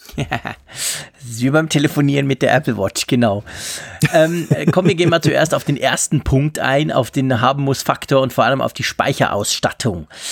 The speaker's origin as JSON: {"language": "German", "country": "Switzerland"}